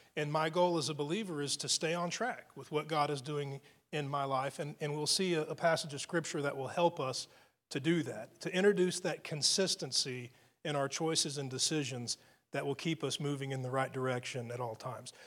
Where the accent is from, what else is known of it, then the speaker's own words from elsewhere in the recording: United States; as an American